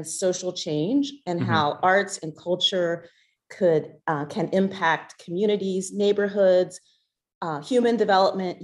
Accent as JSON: {"language": "English", "town": "Ardmore", "region": "Pennsylvania", "country": "United States", "tie": "born or raised there", "also_born_or_lived": "Washington, D.C.", "moved": "as an adult", "lives_now": "Alexandria, United States", "said": "I'm originally from the Philadelphia area. I grew up in Ardmore, Pennsylvania"}